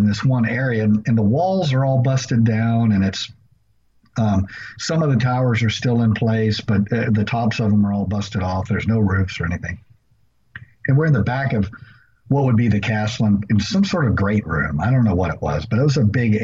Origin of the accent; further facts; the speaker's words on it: Rockdale, Texas, United States; the area that I grew up in around Rockdale, Texas